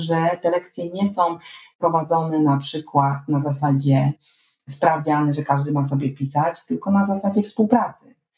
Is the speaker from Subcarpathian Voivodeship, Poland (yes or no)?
no; Świebodzice, Lower Silesian Voivodeship, Poland; ja wtedy wychowywałam się na Dolnym Śląsku, w Świebodzicach